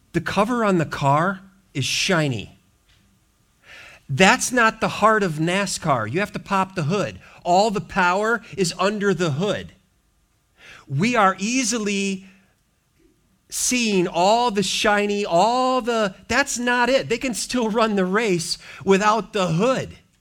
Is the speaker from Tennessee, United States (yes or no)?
no; Racine, Milwaukee area, Wisconsin, United States; moved away; where I grew up in the Wisconsin, Racine, Milwaukee area